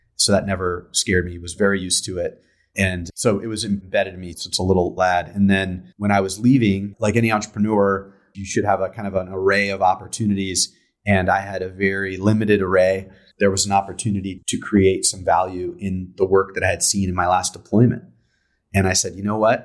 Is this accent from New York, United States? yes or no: no; San Diego, California, United States; I'm from, uh, I'm from San Diego, San Diego, California. Grew up here